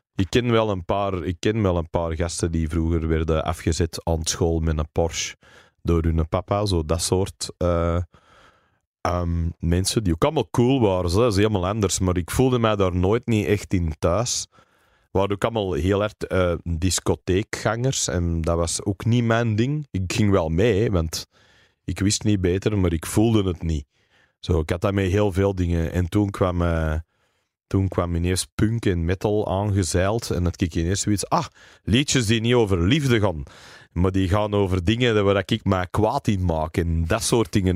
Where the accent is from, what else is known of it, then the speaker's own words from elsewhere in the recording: Berchem, Flanders, Belgium; first language English; Dutch is a second language; also born or lived in Mortsel; ik ben opgegroeid in Berchem